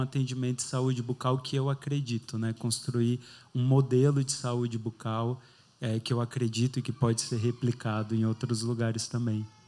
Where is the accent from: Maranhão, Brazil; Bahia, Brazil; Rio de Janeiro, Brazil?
Bahia, Brazil; Itororó; moved away as an adult; now in São Paulo, Brazil; eu sou do interior da Bahia, né? eu sou de uma cidade bem pequenininha, 16 mil habitantes, chama Itororó, perto ali do sul da Bahia